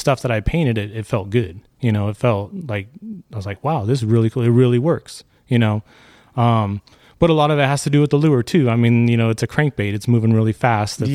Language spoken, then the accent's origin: English; Santa Clarita, California, United States; I grew up in Santa Clarita and lived in this area pretty much my whole life